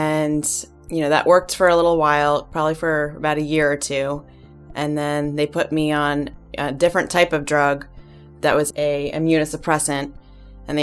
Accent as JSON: {"language": "English", "region": "New Jersey", "country": "United States", "said": "I'm from New Jersey"}